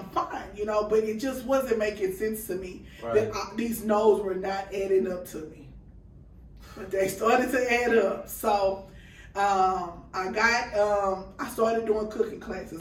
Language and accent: English; Beaumont, Texas, United States; moved away; I'm from Beaumont, Texas